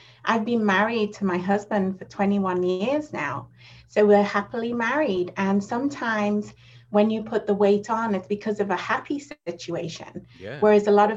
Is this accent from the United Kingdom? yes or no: yes; England, United Kingdom; moved away as an adult; now in United States; I moved from England to America